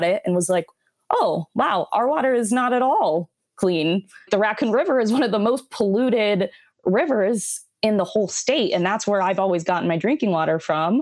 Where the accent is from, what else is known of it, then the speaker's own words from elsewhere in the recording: Des Moines, Iowa, United States; I was born and raised in Des Moines